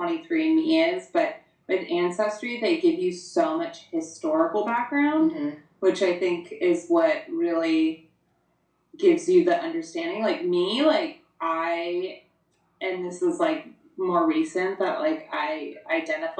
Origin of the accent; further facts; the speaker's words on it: Long Beach, California, United States; growing up in Long Beach